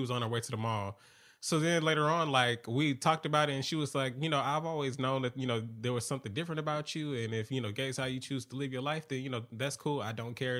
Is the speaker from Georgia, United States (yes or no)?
yes; Atlanta, Georgia, United States; growing up in Atlanta